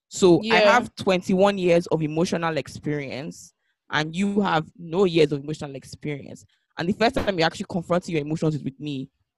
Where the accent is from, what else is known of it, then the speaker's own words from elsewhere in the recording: Nigeria; as Nigerian parents, we used to do better for boys and like telling them to talk when like things are